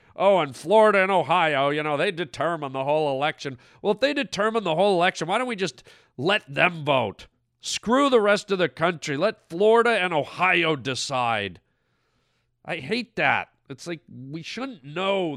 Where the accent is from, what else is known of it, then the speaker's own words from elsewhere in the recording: Canada; now in United States; I'm from Canada